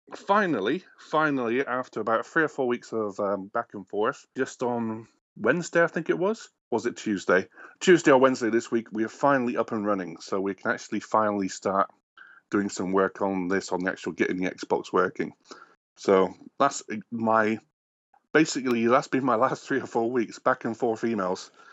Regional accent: England, United Kingdom; moved away as an adult; now in Canada; I'm obviously not American. I am English originally

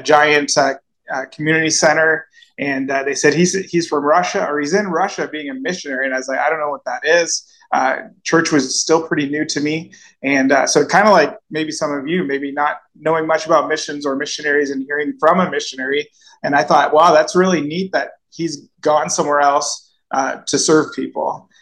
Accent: Cornwall, Ontario, Canada; moved away as an adult; now in Nicaragua; I grew up in Cornwall

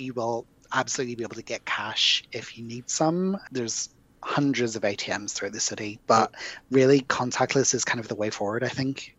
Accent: Belfast, Northern Ireland, United Kingdom; accent: Irish brogue; my hometown

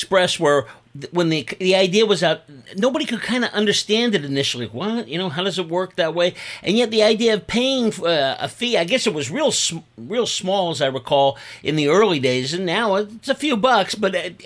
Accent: Bay Area, California, United States; you grew up in the Bay Area, the same place I grew up

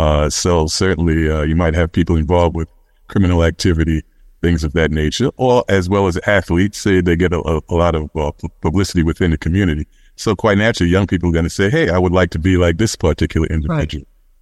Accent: Brooklyn, New York, United States; I'm originally from Brownsville in Brooklyn, and so you know, our saying there is Brownsville never will.

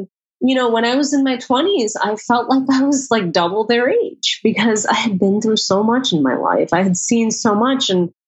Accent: United States; as an American woman

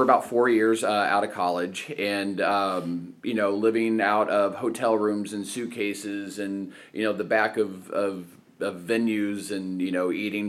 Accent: Evansville, Indiana, United States; moved away as an adult; also born or lived in Muncie, Indiana / Cleveland, Ohio / Fishers, Indiana; Grew up in Southern Indiana, okay. in Evansville. Born and raised in Evansville

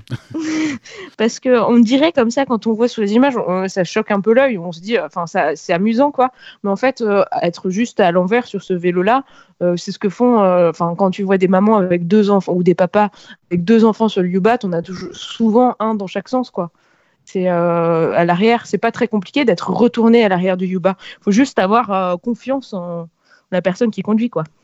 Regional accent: Paris, Île-de-France, France; je suis née à Paris, euh, j'avais un sens de l'orientation parisien un peu pourri jusqu'à mes dix-huit ans

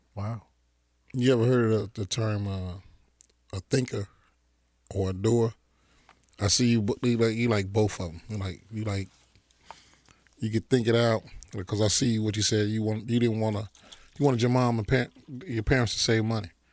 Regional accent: Chicago, Illinois, United States; We grew up in Chatham.

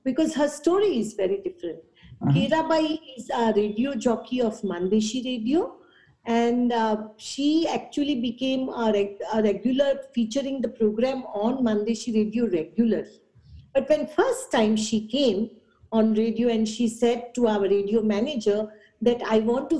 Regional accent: Mumbai, Maharashtra, India; I was born and raised in Mumbai.

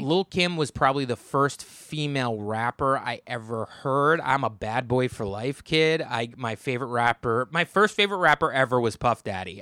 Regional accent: United States; I'm from the New York metropolitan area

